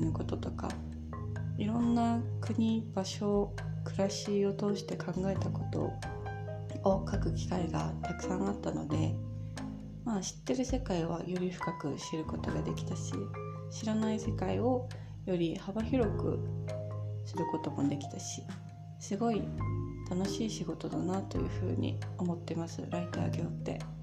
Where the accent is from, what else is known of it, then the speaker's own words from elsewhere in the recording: Tokyo, Japan; moved away as an adult; now in Vilnius, Lithuania; 私は東京生まれ東京育ちの女性アラサー女性